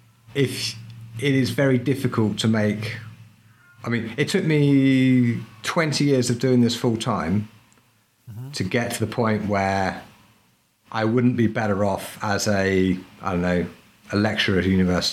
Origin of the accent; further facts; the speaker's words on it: Peru; And the thing is, I grew up partly in Peru, so I speak Spanish.